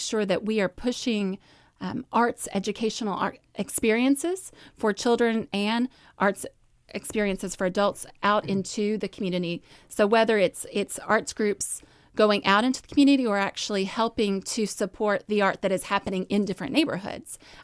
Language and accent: English; Louisville, Kentucky, United States; I grew up here in Louisville. I grew up in the South End.